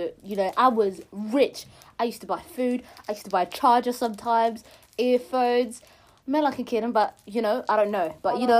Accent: Somalia; I'm originally from Somalia.

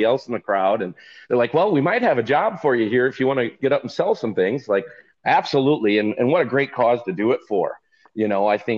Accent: Stuart, Illinois, United States; I'm from Stuart, Illinois. So I'm just south of Rochelle or Rockford, right up north central Illinois

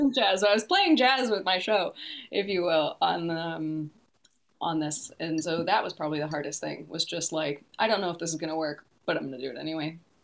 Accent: Detroit, Michigan, United States; moved away as an adult; now in New Zealand; I'm originally from the Detroit area

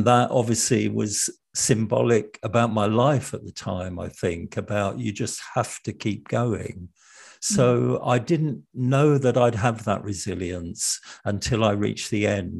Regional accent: London, United Kingdom; I was brought up in the East End of London

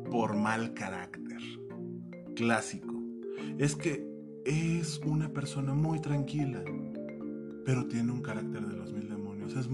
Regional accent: Mexico City, Mexico; born there; como yo eh, nací en la Pensil

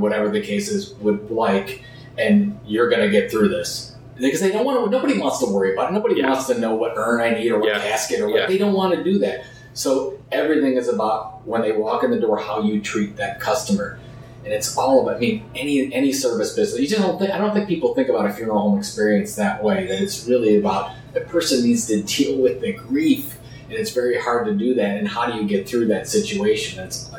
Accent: Sandusky, Ohio, United States; also born or lived in Cleveland, Ohio; I grew up in Sandusky, Ohio, an hour west of Cleveland. I've always been a Cleveland guy. I've lived there for over 20 years.

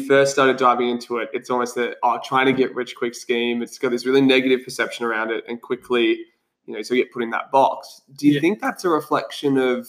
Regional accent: Australia; we're Aussie battlers.

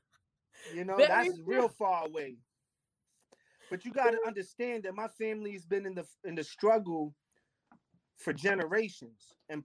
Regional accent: New York City, New York, United States; I grew up on Staten Island.

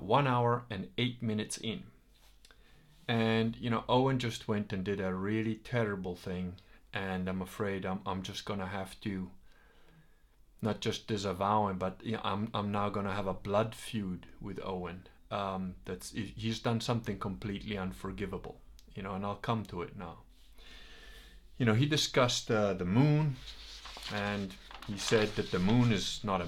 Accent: Veneto, Italy; I'm not British. I'm not even Italian. I'm Venetian.

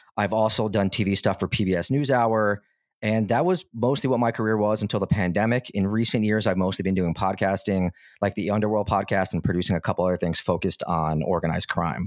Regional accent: United States; I grew up in America

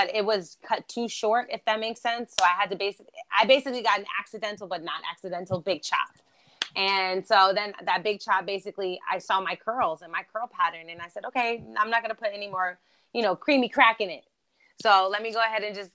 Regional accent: Germany; accent: East Coast; first language German; English is a second language; also born or lived in New York; now in Los Angeles, United States; I live in Los Angeles now. Thank you, by the way. I was born in Germany. So German is my first language

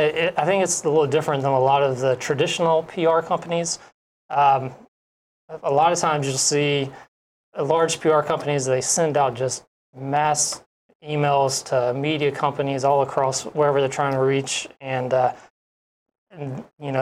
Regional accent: Atlanta, Georgia, United States; moved away as an adult; also born or lived in Fort Hood, Texas; now in Hawaii, United States; I'm from Atlanta, Georgia.

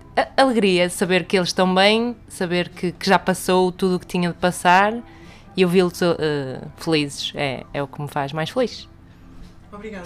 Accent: Cinfães, Viseu, Portugal; moved away; Sou de Sinfãs, de freguesia de Ferreiros

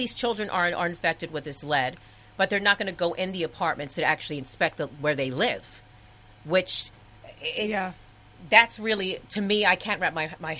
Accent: New York City, New York, United States; I am from the projects. I grew up in the projects, and I grew up in the Upper West Side

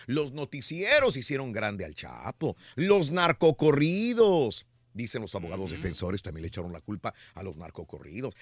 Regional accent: Mexico; Los que somos mexicanos

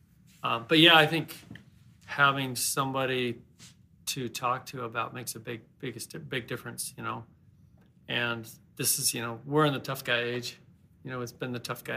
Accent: Portland, United States; when we grew up in Portland

